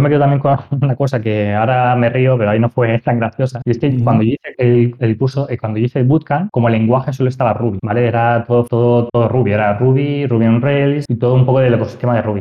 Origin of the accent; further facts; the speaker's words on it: Murcia, Region of Murcia, Spain; moved away; also born or lived in Barcelona; yo soy de Murcia